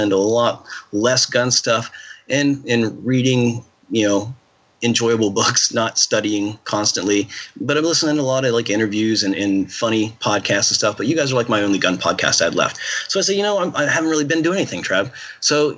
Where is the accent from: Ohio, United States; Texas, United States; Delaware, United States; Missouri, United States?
Ohio, United States; I'm from Ohio.